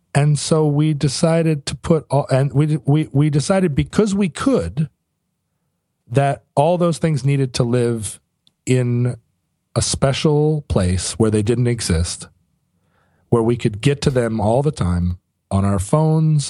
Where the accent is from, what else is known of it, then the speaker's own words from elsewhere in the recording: United States; I'm an American